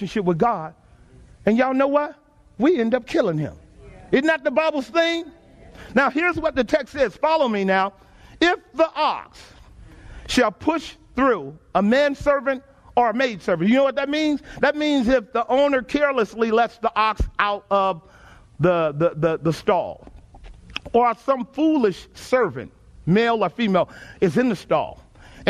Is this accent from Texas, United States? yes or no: yes; Texas, United States; Growing up in Texas, my uncle had several horses.